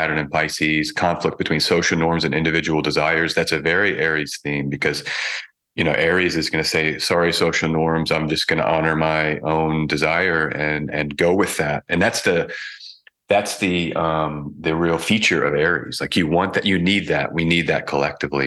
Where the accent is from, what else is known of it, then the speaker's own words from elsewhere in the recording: United States; moved away as an adult; I've left America, left my home country